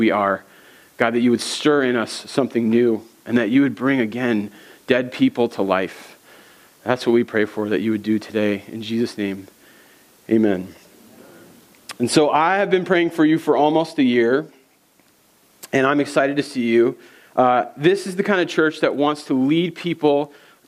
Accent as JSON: {"language": "English", "region": "East Coast", "country": "United States", "moved": "as an adult", "lives_now": "Minnesota, United States", "said": "I'm from the East Coast"}